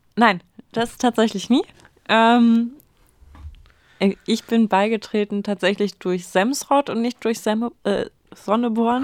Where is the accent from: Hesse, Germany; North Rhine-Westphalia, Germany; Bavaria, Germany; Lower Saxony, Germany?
Lower Saxony, Germany; former inner-German border area; ich aus einem äh, ehemaligen Grenzgebiet komme.